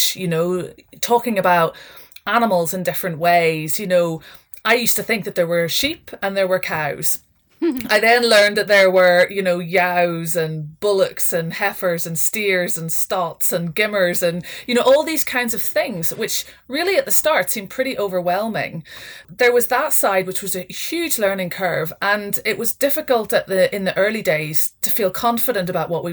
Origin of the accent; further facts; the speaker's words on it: Northern Ireland, United Kingdom; moved away as an adult; now in Scotland; my background is I grew up in Northern Ireland.